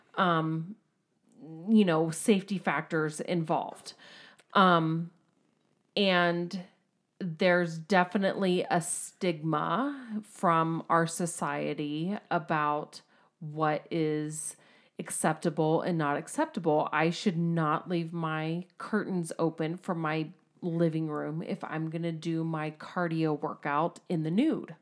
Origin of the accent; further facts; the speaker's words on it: United States; We're American